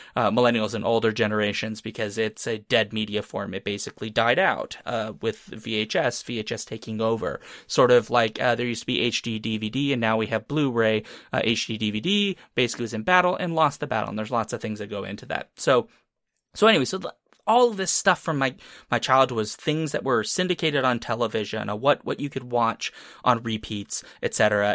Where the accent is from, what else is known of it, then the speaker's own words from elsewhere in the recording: Tennessee, United States; I was born in Tennessee, by the way, uh, but that's not really where it started 'cause I was just a little bit of a baby